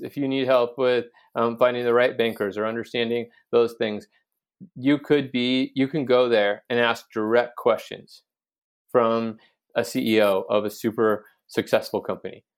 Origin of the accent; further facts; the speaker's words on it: Garden City, Kansas, United States; moved away as an adult; also born or lived in California; now in Garden City, United States; I grew up in Garden City, Kansas